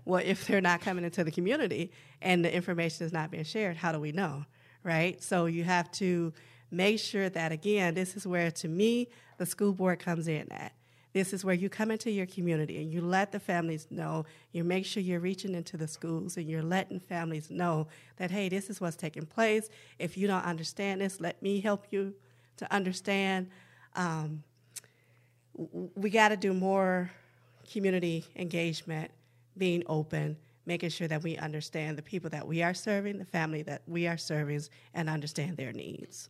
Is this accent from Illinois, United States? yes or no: yes; Chicago, Illinois, United States; now in Minneapolis, United States; Northside, Minneapolis has actually been my home since I relocated here from Chicago as my hometown